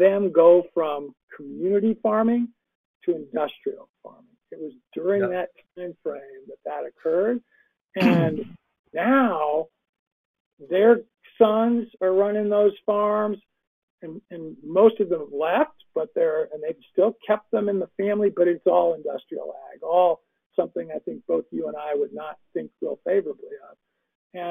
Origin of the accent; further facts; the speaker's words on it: West Coast, United States; moved away; I grew up on the West Coast